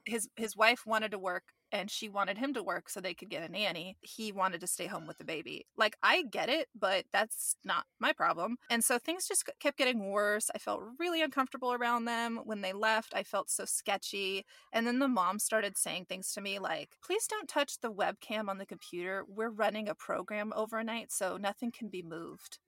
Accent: Gilroy, California, United States; also born or lived in San Jose, California / North San Francisco Bay Area, California; I grew up in the South Bay in Gilroy, which is where they have the Garlic Festival

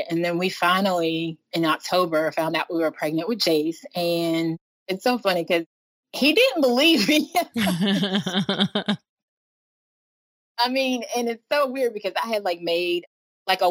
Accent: North Carolina, United States; I am born and raised in North Carolina, kind of been here my whole life.

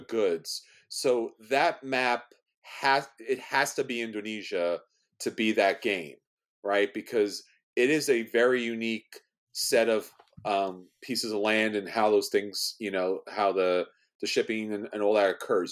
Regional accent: New York City, New York, United States; I'm from New York City.

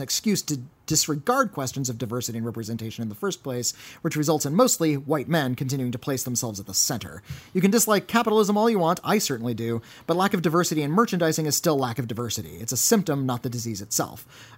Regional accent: Germany; English is a second language; I'm from Germany, and being old school, got a smartphone just 3 months ago.

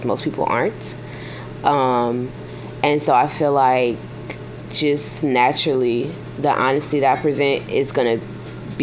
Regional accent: Baton Rouge, Louisiana, United States; I was born and raised in Baton Rouge, Louisiana.

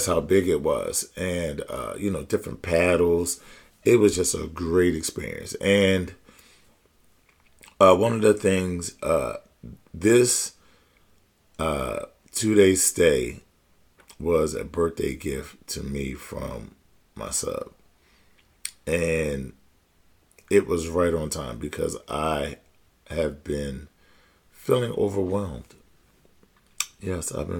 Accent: Pennsylvania, United States; also born or lived in Philadelphia; my home state of Pennsylvania. I live in Philadelphia

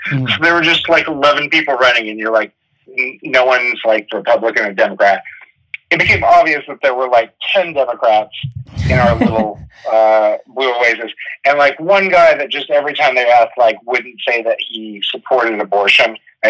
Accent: Los Angeles, California, United States; I'm a comedian that toured the country. I'm a screenwriter from Los Angeles.

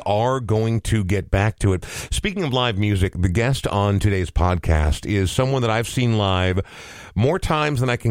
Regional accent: Coon Rapids, Minnesota, United States; I was a young man, and I was growing up in Coon Rapids

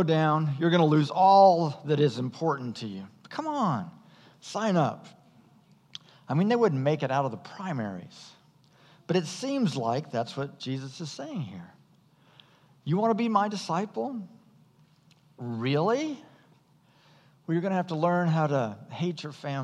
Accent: United States; American Christians

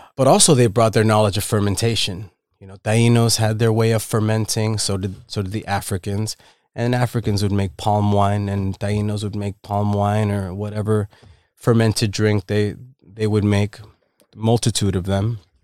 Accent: New York City, New York, United States; also born or lived in Dominican Republic; Dominican immigrant, Bronx raised

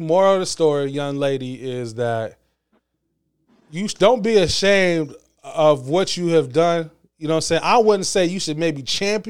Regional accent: Battle Creek, Michigan, United States; I'm from Battle Creek, nigga. The Creek of the Creek, bitch.

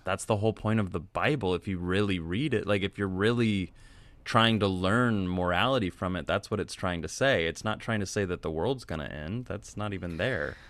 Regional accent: near the Westboro Baptist Church, Kansas, United States; I grew up near the Westboro Baptist Church

